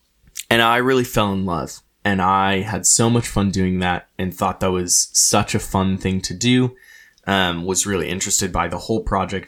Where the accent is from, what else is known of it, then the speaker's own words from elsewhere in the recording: Renton, Washington, United States; And so I'm from Seattle. I've grown up my whole life in Renton.